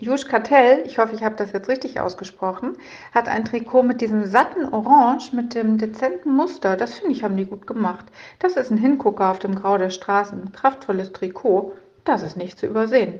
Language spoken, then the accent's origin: German; Hamburg, Germany; Ich komme ja aus Hamburg